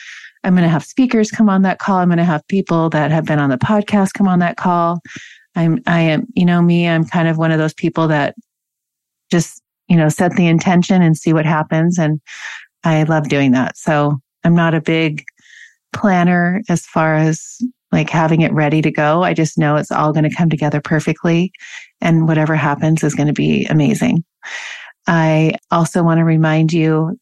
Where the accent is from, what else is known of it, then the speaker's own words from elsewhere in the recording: Washington, United States; I grew up in Washington